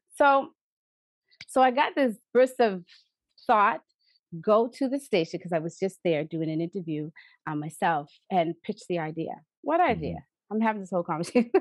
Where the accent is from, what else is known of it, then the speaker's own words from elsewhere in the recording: East Preston, Nova Scotia, Canada; I am proudly a daughter of the village of the East Preston Preston Township area, and I and I love my community.